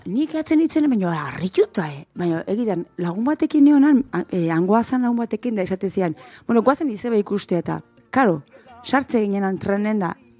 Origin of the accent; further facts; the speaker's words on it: Berrobi, Basque Country, Spain; txikitan guri eh, berrobiko eskolan maizuk ipuinak irakurtu zizkeun